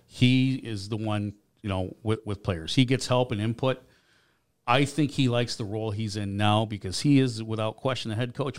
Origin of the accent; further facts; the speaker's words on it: Grand Rapids, Michigan, United States; also born or lived in Chicago, Illinois; now in Columbus, Georgia, United States; I was born in Michigan